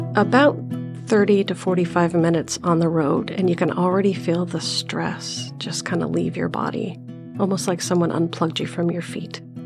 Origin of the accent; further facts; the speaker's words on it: Iowa, United States; now in Arizona, United States; I grew up in Iowa, camping, boating, fishing, water skiing, hunting for morel mushrooms